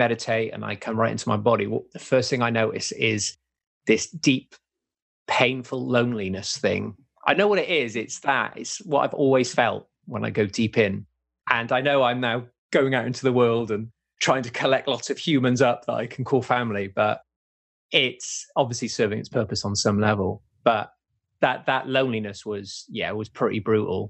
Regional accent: England, United Kingdom; also born or lived in Wales; we moved from Wales in the UK over to England, I got moved at the age of 9

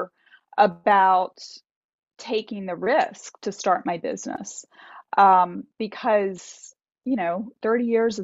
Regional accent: Delaware, United States; moved away as an adult; also born or lived in Boston, Massachusetts; I grew up in Delaware in the United States, and it's a very rural area.

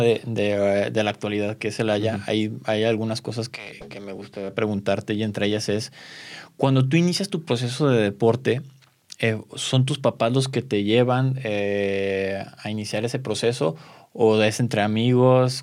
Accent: Mexico; como mexicanos

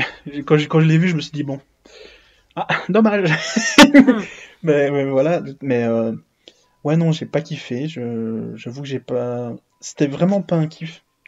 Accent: Belgium; je suis belge

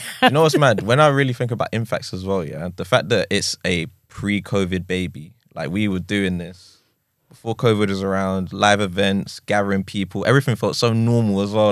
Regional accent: London, United Kingdom; I'm an East Londoner

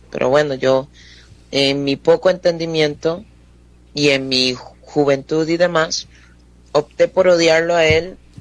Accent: Alajuela, Costa Rica; also born or lived in Turrialba / Tarbaca de Mora; now in Mora, Costa Rica; yo nací en Alajuela, pero viví eh, unos años en Turrialba, de donde es mi papá. Ahí estuve, no sé, hasta los nueve años, tal vez. Eh, después nos vinimos para Alajuela otra vez

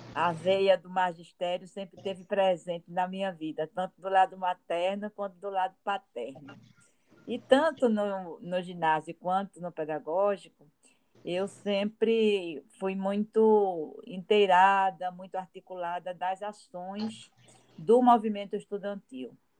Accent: Olinda, Pernambuco, Brazil; also born or lived in Recife; Quando eu nasci, apesar de ter nascido no Recife, já morava em Olinda, meus pais já moravam em Olinda, e foi em Olinda que eu me criei.

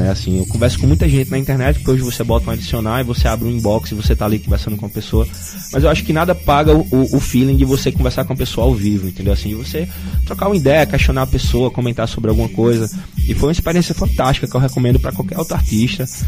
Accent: Northeast Region, Brazil; as pessoas esquecem que a gente é do Nordeste, né, cara?

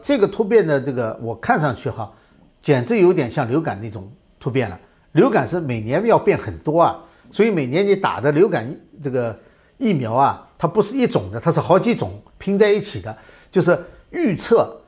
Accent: China; 我们中国人

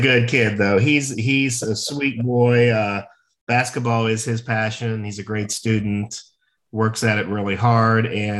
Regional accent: Cincinnati, Ohio, United States; Yeah, so I'm the youngest of four and okay. We're all very close in age, a very close family. My parents, we grew up in Cincinnati, Ohio.

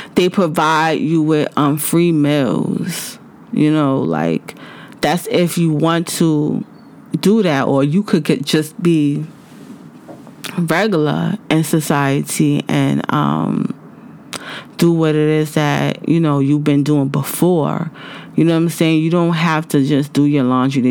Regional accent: United States; I'm from the United States

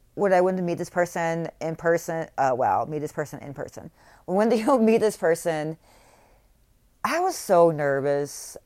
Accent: North Carolina, United States; also born or lived in Texas; I'm from North Carolina

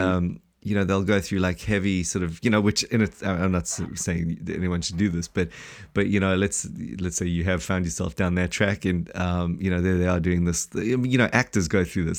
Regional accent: South Africa; now in New Zealand; we're from South Africa

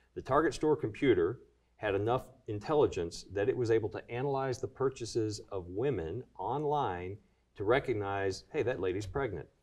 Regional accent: Kentucky, United States; born or raised there

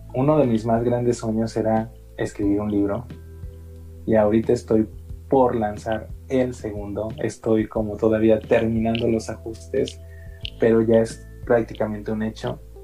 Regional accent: Mexico; Tenemos esa identidad nacional como mexicanos

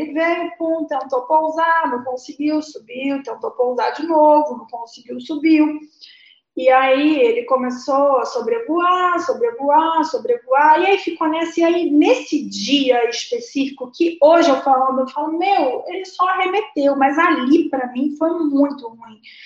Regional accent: Rio de Janeiro, Brazil; now in São Paulo, Brazil; Sou carioca da Gema. Sou nasci no Rio de Janeiro, é, no Leme

